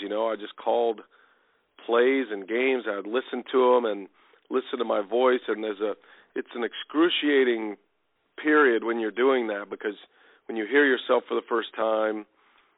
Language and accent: English; Texas, United States; I played all sports growing up in Texas. I played high school football in Texas